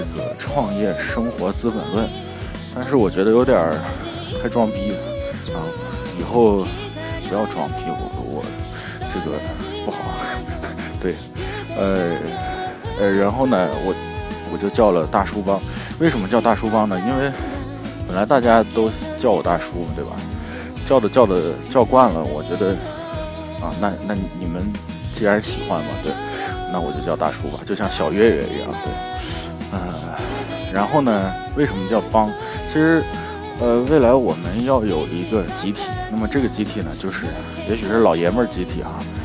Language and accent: Chinese; China; 我们都是中国人